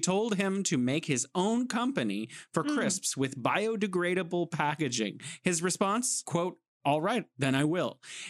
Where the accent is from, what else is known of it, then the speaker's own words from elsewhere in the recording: California, United States; now in Beijing, China; I'm from the Golden State, sunny California, and I'm here in beautiful Beijing, City of Museums.